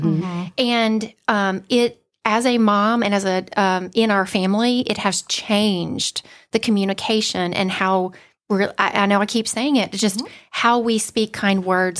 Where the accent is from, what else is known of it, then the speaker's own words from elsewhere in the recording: Valdosta, Georgia, United States; accent: South Georgia; now in Forsyth County, United States; So I grew up in Valdosta, South Georgia girl. I've worked really hard to lose my accent, but sometimes it does come out. I have lived in Forsyth County now for 24 years.